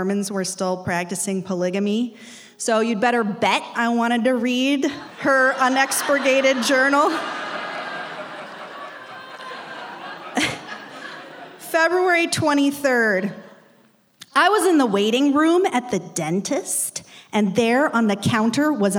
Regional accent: Salt Lake City, Utah, United States; I grew up in Salt Lake City in a really devout

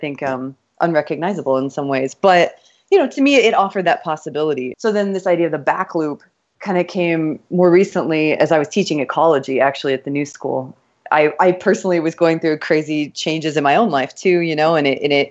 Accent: Kansas, United States; moved away as an adult; also born or lived in Texas / New York; now in Miami, United States; I was born in Texas, but I was raised in Kansas

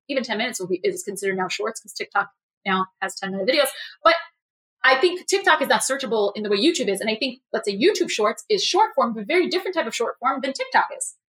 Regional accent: New York City, New York, United States; I'm a New Yorker

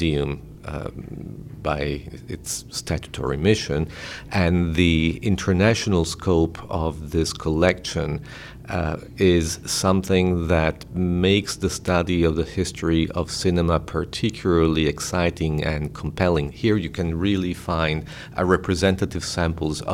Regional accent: Italy; moved away as an adult; now in Rochester, United States; I was born in Italy, where I worked as a journalist

